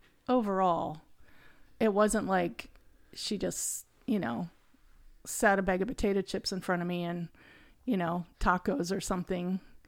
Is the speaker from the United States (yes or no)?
yes; Lancaster, Ohio, United States; born there; I was born in 1957 in Lancaster, Ohio. That's a little town in the central part of Ohio. I say it's in between going to Ohio State and OU.